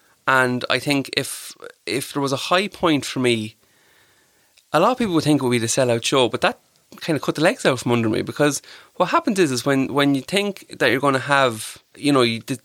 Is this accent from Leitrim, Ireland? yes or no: no; Clara, County Offaly, Ireland; now in Tullamore, Ireland; I'll always say I'm from Clara. I grew up in Clara, from Clara.